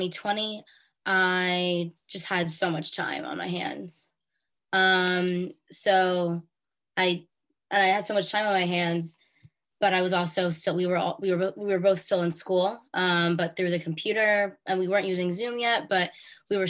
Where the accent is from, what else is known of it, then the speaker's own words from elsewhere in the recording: Bergen County, New Jersey, United States; we're both from Bergen County, New Jersey.